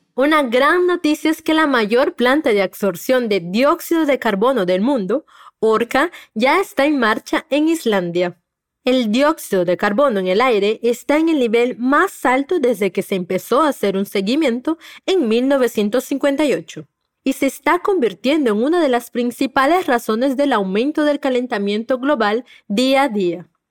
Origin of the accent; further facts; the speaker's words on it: Peru; tu profe peruana